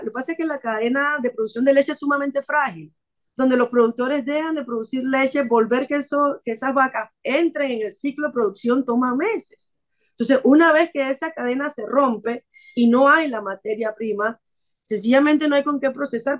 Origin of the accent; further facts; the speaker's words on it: Panama; como panameños